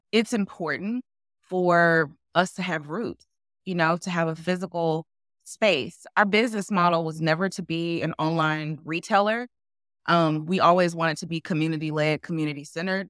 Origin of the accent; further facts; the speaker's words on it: Memphis, Tennessee, United States; now in Raleigh, United States; I'm, I'm originally from Memphis, and my husband's originally from Memphis too, Tennessee. And what I realized is, like, we grew up in, you know, the Southern, like, Black culture